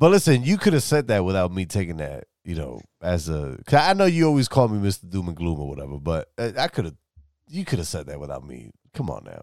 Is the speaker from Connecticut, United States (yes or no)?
no; New York City, New York, United States; moved away; I'm from New York City originally